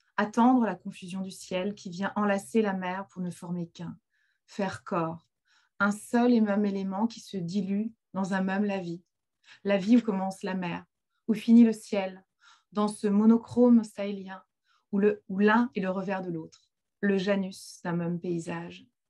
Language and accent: French; Finistère, Brittany, France; j'ai grandi dans le Finistère, donc j'ai grandi, euh, j'ai grandi au bord de la mer